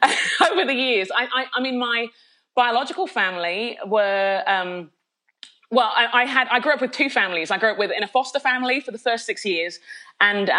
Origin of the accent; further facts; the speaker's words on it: London, United Kingdom; accent: Londoner; moved away as an adult; now in United States; Being a Londoner, I think I'll always be a Londoner at heart. It was where I was born and raised for the most part.